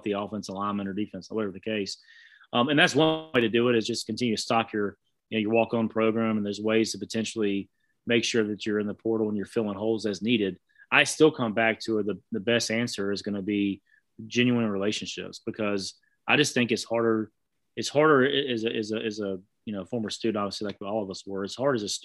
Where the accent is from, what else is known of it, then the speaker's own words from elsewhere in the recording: Southeast, United States; growing up in the Southeast